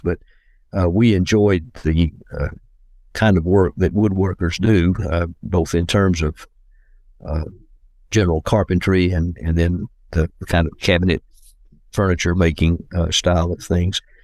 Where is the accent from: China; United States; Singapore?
United States; Decatur, Georgia; also born or lived in Atlanta, Georgia; I grew up near Atlanta in the uh, suburban area known as Decatur, Georgia